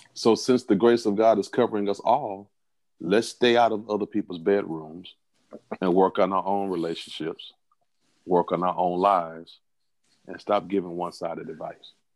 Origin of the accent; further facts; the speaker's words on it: the South, United States; I'm from the South, so where I'm from, we call them cut buddies